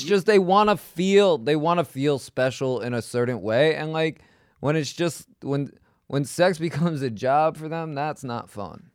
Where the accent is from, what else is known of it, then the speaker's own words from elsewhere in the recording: New York City, New York, United States; I grew up in Queens. I never left New York really other than to go to L